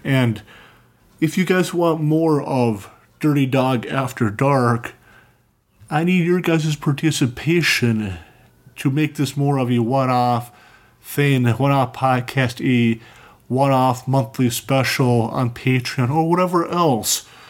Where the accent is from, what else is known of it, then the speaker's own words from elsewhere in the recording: Cambridge, Minnesota, United States; now in St. Cloud, United States; I grew up in you know either in Cambridge, Minnesota